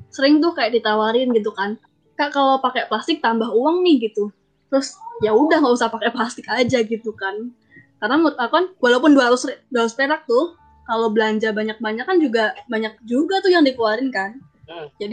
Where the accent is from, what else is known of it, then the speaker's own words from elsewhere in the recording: Surakarta, Central Java, Indonesia; uh, aku dari Solo halo gitu